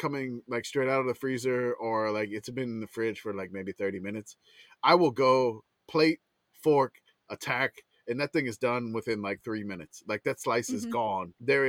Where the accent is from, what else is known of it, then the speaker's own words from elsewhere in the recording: the South, United States; now in San Antonio, United States; My first encounter being a Southerner